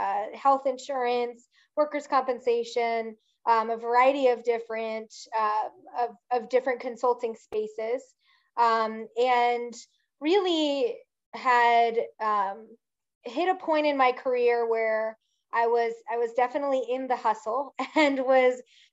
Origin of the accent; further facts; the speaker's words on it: outside of Philadelphia, Pennsylvania, United States; moved away; also born or lived in Virginia; I grew up outside of Philadelphia